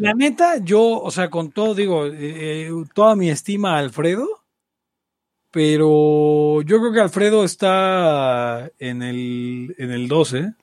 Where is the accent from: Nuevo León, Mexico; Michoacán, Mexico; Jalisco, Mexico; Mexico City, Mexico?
Mexico City, Mexico; Balbuena; soy de Avalbuena